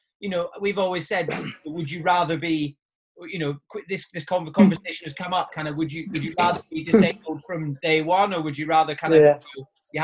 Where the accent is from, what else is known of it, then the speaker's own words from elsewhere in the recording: Nairn, Scotland, United Kingdom; I grew up in Nairn, so 11 miles east of Inverness.